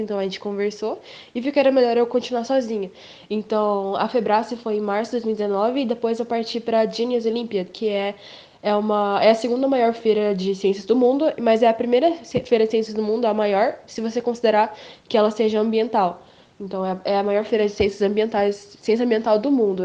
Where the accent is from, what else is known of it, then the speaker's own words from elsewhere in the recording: Campo Grande, Mato Grosso do Sul, Brazil; eu sou de Campo Grande, Mato Grosso do Sul